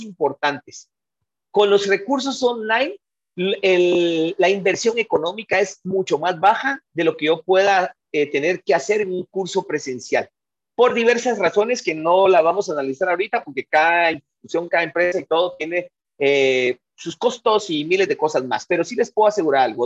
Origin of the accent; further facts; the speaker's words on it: Guatemala; Los guatemaltecos tenemos mucho conocimiento